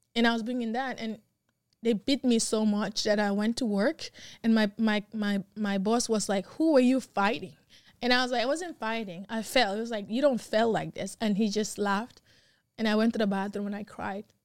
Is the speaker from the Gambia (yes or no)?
yes; Gambia; accent: African; now in United States; I'm from Gambia